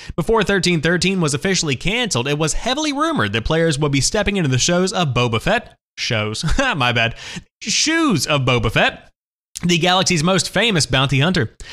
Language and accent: English; Charlotte, North Carolina, United States; this is coming to us from my hometown, Charlotte, North Carolina